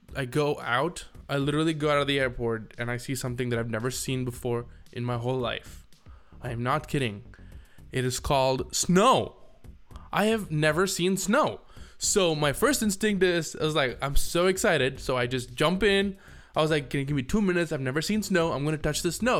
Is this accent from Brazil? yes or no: no; India; moved away as an adult; now in United States